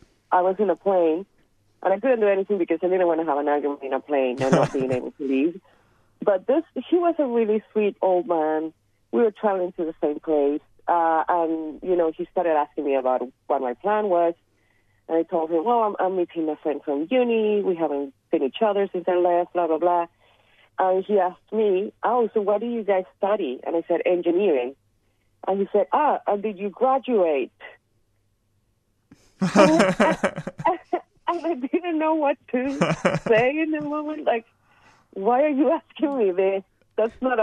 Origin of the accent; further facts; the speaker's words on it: Caracas, Capital District, Venezuela; English is a second language; moved away as an adult; now in Australia; my experience growing up in Venezuela, in Caracas